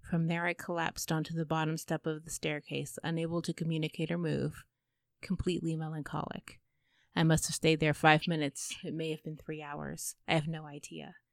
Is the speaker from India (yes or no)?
no; United Kingdom; I'm British, we don't do that.